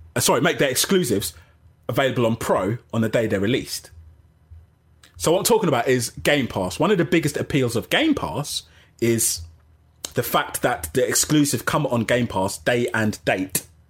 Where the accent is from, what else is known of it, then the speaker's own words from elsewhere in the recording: Jamaica; I'm Jamaican